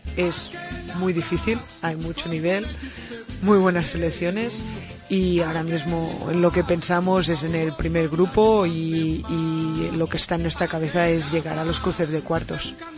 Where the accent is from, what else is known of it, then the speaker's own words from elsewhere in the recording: Binissalem, Balearic Islands, Spain; cuando tenía siete años sí que empecé en el club de fútbol en, en Vinisalem, en mi pueblo